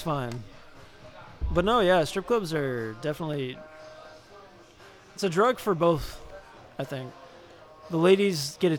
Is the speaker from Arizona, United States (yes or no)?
yes; Phoenix, Arizona, United States; moved away; I'm from Phoenix.